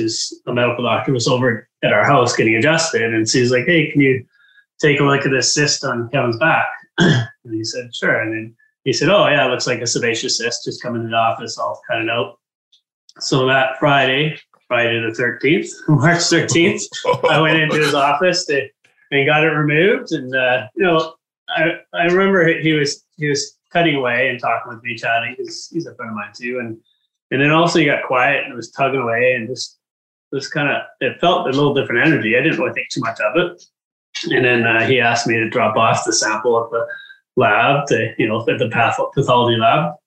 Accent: Abbotsford, British Columbia, Canada; now in Kelowna, Canada; my hometown from Abbotsford

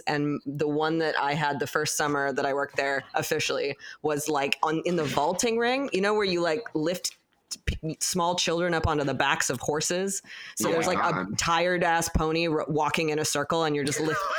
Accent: California, United States; I'm from California.

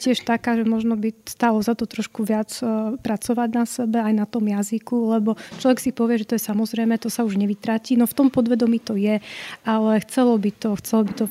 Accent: Komárno, Nitra Region, Slovakia; Keďže som sa narodila v Komárne, môj otec je Maďar, takže tá národnosť bola vždy veľmi blízka k maďarskému prostrediu.

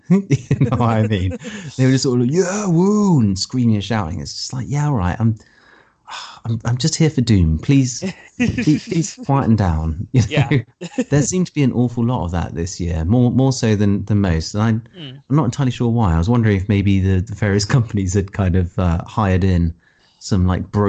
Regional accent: England, United Kingdom; I'm English.

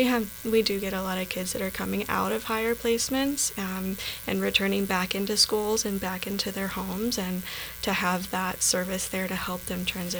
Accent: Austin, Texas, United States; now in Helena, United States; I was actually coming from Texas.

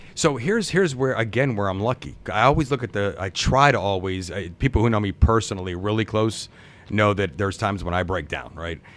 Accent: Campbell, Ohio, United States; moved away as an adult; now in Okemos, United States; I'm from a small town. It's spelled like the soup, but we don't say it.

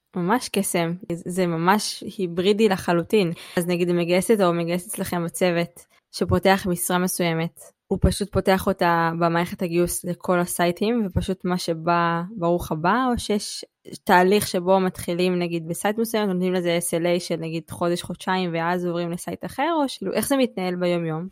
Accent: Jerusalem, Jerusalem District, Israel; moved away as an adult; also born or lived in Beersheba; אני ירושלמית במקור, גדלתי בירושלים

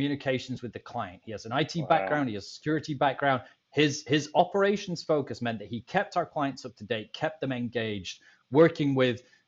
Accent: Scotland, United Kingdom; now in Tampa, United States; I'm a Scottish guy

